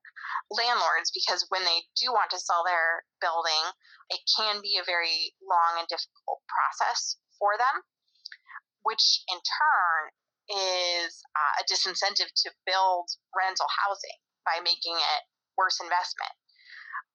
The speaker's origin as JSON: {"language": "English", "town": "Grand Junction", "region": "Colorado", "country": "United States", "tie": "born or raised there", "also_born_or_lived": "Baltimore, Maryland", "moved": "as an adult", "lives_now": "Washington, D.C., United States", "said": "I grew up in Grand Junction, Colorado, which is a relatively small town in western Colorado."}